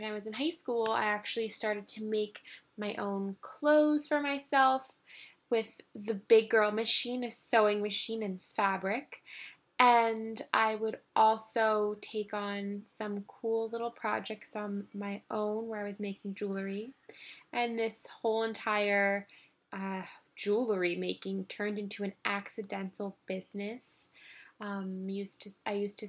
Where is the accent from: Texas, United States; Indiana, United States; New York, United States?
New York, United States; New York City; I grew up in Manhattan, born and raised. I've been here my whole life now.